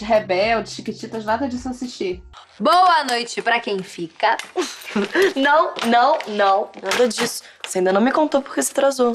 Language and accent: Portuguese; Rio de Janeiro, Brazil; Made in Meyer, tá, gente? Da minha área, da minha terra